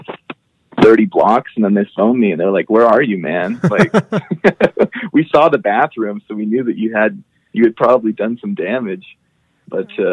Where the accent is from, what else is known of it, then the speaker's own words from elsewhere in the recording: Alberta, Canada; I'm from Alberta.